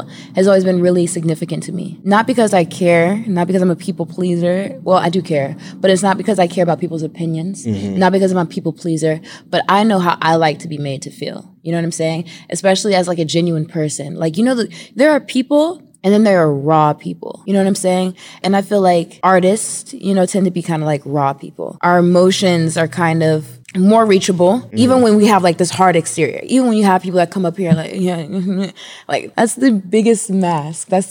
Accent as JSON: {"language": "English", "town": "Hayward", "region": "California", "country": "United States", "also_born_or_lived": "San Francisco", "moved": "as an adult", "lives_now": "Atlanta, United States", "said": "I'm from California. I'm from the Bay Area, California"}